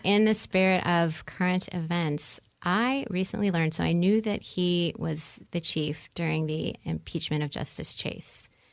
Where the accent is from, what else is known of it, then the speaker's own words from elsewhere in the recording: New Orleans, Louisiana, United States; moved away as an adult; now in Indiana, United States; I'm from New Orleans, even though I've been living in Indiana for uh, 15 or 16 years now